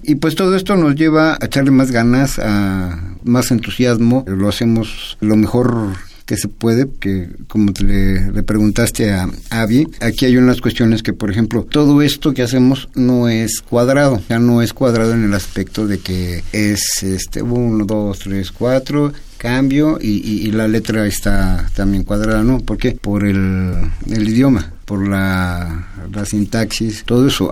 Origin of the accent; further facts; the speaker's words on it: Mexico; todos somos mexicanos, somos mexicas